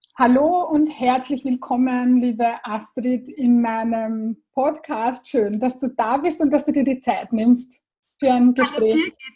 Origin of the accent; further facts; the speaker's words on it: Bad Sauerbrunn, Burgenland, Austria; Ich bin im Burgenland aufgewachsen, in Bad Sauerbrunn